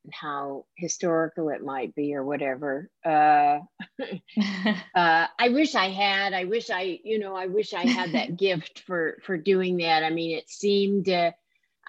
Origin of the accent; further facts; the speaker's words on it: the South, United States; being a Southerner